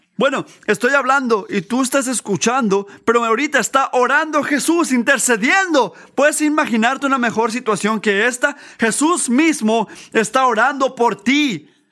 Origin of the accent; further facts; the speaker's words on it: United States; como americanos